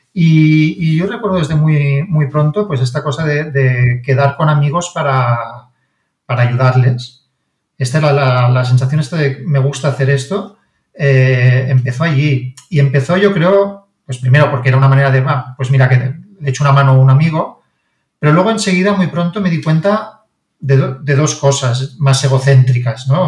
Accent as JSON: {"language": "Spanish", "town": "Barcelona", "region": "Catalonia", "country": "Spain", "tie": "born or raised there", "said": "mi padre es de Roma, mi madre es de Barcelona y yo siempre he vivido en Barcelona, yo nací en Barcelona"}